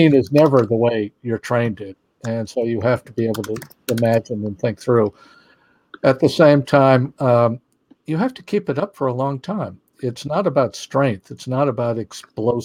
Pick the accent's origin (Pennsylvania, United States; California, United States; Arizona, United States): Arizona, United States; Phoenix; I grew up in Phoenix